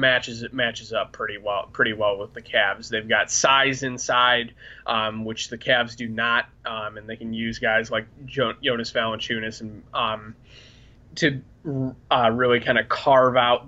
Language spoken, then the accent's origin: English; Chicago, Illinois, United States; moved away as an adult; also born or lived in Ohio; Growing up in Chicago